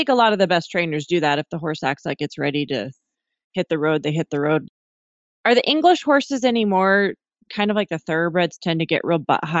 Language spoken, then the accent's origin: English; Montana, United States; everyone who listens to this knows that I'm from Montana.